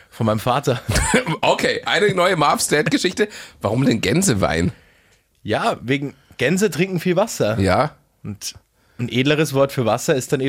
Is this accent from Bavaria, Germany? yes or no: yes; Regensburg, Bavaria, Germany; der Goldene Hirsch ist hier bei uns in Regensburg.